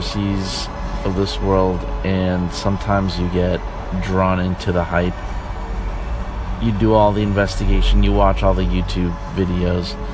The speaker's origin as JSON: {"language": "English", "region": "New York", "country": "United States", "moved": "yes", "said": "I am from New York originally."}